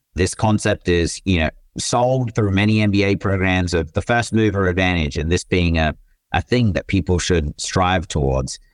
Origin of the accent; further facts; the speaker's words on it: Australia; moved away as an adult; also born or lived in Michigan / Netherlands / Germany / Japan; now in San Francisco, United States; I grew up in Australia, as folks will probably figure out throughout the episode, but now reside in San Francisco